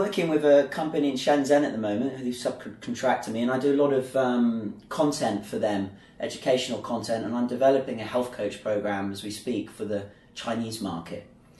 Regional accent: Bath, South West England, United Kingdom; now in Zhuhai, China; I'm from a place in England called Bath, which is the cleanest city in England. And it's in the southwest, near where Stonehenge is and Glastonbury and beautiful countryside. And Bath's a historical Roman town.

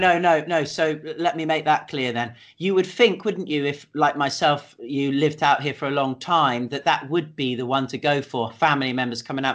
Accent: United Kingdom; me being British

